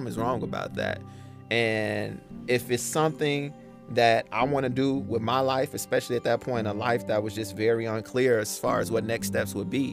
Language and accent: English; Chicago, Illinois, United States; also born or lived in Justice, Illinois; from the South Side, grew up on 79th near Ashland